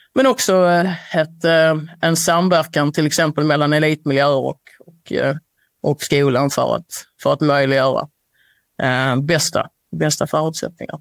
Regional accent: Sweden

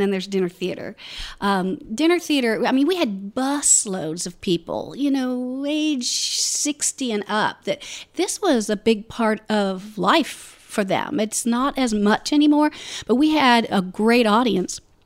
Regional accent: Orlando, Florida, United States; moved away as an adult; also born or lived in Ohio; I grew up in Orlando

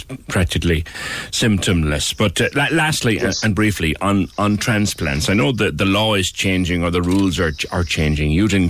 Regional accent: Cork, Munster, Ireland; Good. We have conquered the world, us Corkies, haven't we?

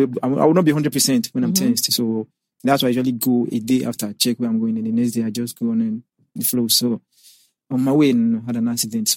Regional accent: Edo, Nigeria; Yeah, my secondary primary school was basically in the village. I'm from Edo State.

